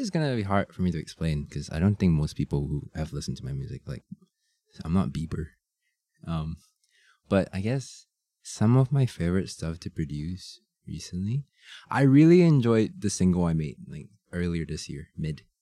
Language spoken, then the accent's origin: English; Shanghai, China; born there; I'm um I was born in Shanghai.